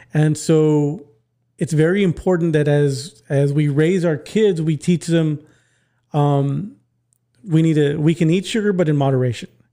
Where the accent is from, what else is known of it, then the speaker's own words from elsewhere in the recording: McAllen, Texas, United States; I'm from McAllen